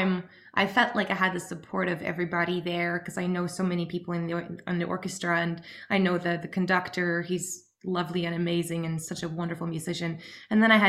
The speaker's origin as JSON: {"language": "English", "region": "Oslo", "country": "Norway", "tie": "born or raised there", "said": "we grew up just outside Oslo in Norway"}